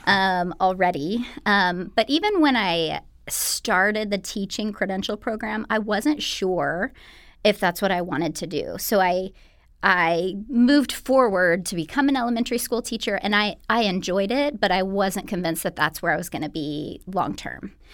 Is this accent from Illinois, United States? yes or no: no; Bakersfield, California, United States; now in Los Angeles, United States; I am, uh, originally from Bakersfield, so not too far away from L A, but I've been here for the past, uh, eleven